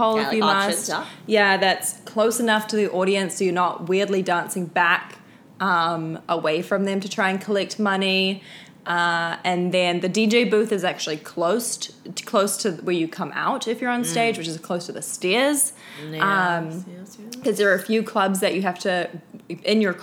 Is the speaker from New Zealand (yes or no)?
yes; New Zealand; moved away; I was from New Zealand.